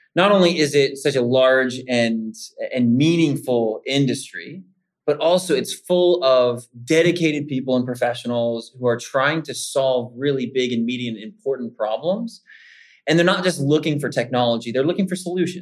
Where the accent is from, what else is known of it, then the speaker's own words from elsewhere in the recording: Kentucky, United States; also born or lived in Savannah, Georgia / Italy / South Louisiana; now in Pittsburgh, United States; I'm a good Southern boy. I was born and raised in Kentucky, moved down to Savannah, Georgia